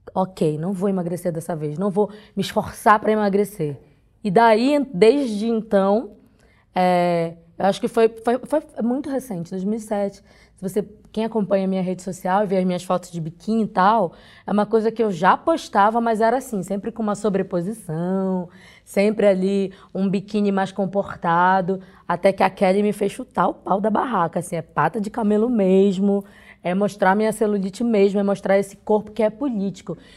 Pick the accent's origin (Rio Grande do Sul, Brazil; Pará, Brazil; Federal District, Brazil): Pará, Brazil; sou do Pará